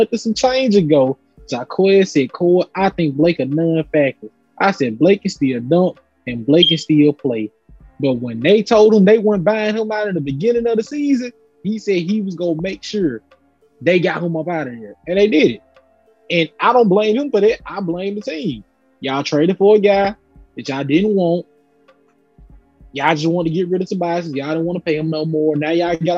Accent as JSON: {"language": "English", "country": "United States", "said": "I'm an American."}